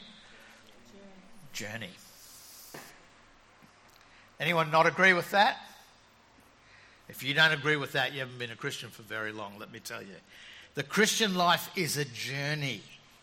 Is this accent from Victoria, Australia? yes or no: no; Brisbane, Queensland, Australia; when I grew up in Brisbane